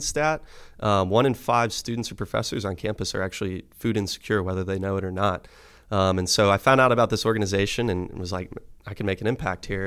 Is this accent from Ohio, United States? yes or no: yes; Medina, Ohio, United States; moved away; I'm originally from, I, I say Cleveland, Ohio, but it's actually a town just south of Cleveland, Medina, Ohio